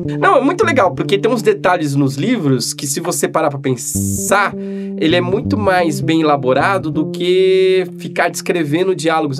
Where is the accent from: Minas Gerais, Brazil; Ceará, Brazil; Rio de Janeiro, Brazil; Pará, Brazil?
Ceará, Brazil; o nordestino aqui que eu sou cearense